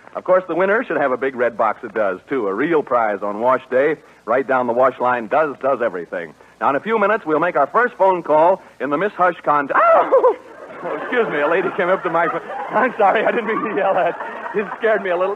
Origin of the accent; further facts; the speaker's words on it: Cicero, Illinois, United States; From Cicero.